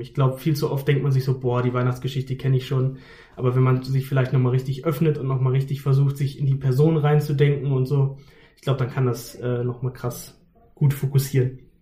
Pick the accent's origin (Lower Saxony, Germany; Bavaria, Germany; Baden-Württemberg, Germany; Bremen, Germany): Lower Saxony, Germany; Haste; Ich komme aus der Nähe von Hannover, aus einem ganz kleinen Ort namens Haste